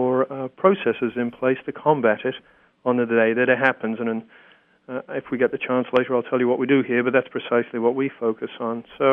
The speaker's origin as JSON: {"language": "English", "region": "Texas", "country": "United States", "said": "As I've told you, I'm from Texas originally, but not true."}